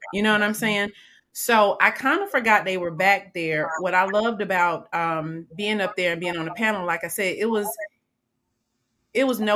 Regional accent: Atlanta, Georgia, United States; I grew up in Atlanta from elementary all the way

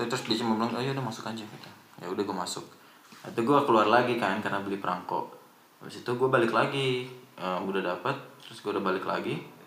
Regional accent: Indonesia; now in Germany; Dari Indonesia.

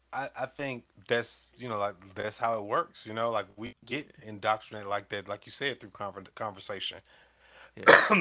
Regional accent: the South, United States; I'm coming from the South

